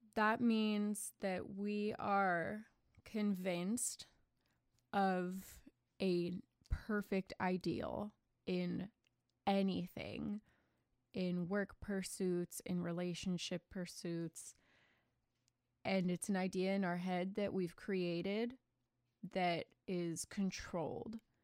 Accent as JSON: {"language": "English", "country": "United States", "said": "I'm American"}